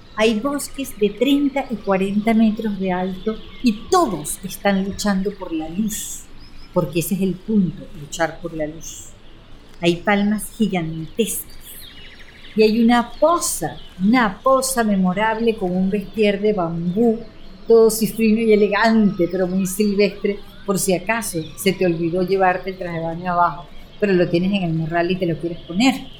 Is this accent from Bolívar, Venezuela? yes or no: no; Caracas, Capital District, Venezuela; amamos los caraqueños